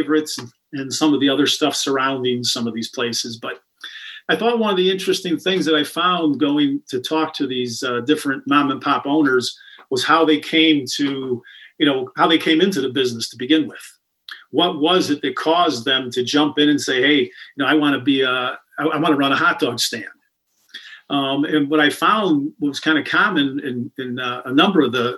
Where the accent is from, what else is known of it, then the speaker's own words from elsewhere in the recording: Chicago, Illinois, United States; I'm from the Beverly area on the far south side